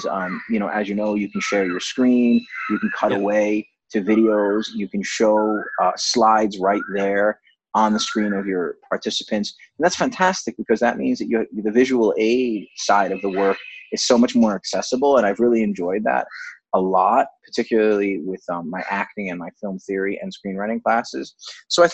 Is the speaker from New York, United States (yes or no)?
yes; Rockland County, New York, United States; moved away as an adult; also born or lived in Boston / France; now in Mumbai, India; I grew up in the suburbs of New York in a place called Rockland County